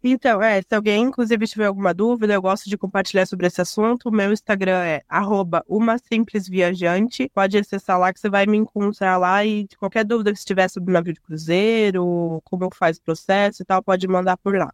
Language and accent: Portuguese; Curitiba, Paraná, Brazil; now in São José dos Pinhais, Brazil; eu, eu, sou nascida em Curitiba, mas eu moro em São José dos Pinhais também